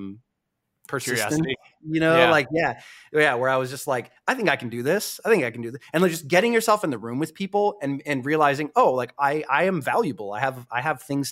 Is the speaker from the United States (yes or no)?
yes; Connecticut, United States; moved away; I grew up on the East Coast. I grew up in Connecticut, WWF, WWE County